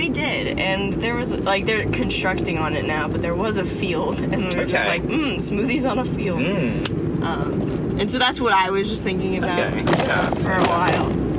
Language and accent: English; Orlando, Florida, United States; I'm from Orlando